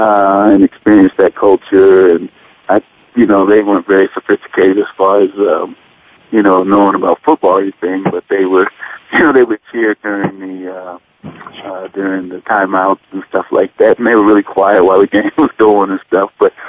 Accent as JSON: {"language": "English", "town": "Denver", "region": "Colorado", "country": "United States", "tie": "born or raised there", "moved": "as an adult", "said": "I'm from Denver, Colorado. I graduated there from South High School in Denver in 83 and came up to the University of Wyoming."}